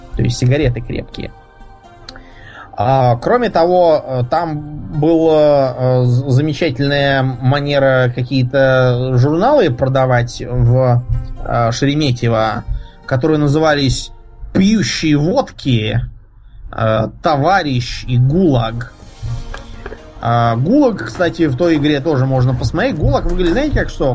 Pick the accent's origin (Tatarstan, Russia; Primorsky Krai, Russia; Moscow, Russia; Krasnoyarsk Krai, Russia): Moscow, Russia; из Москвы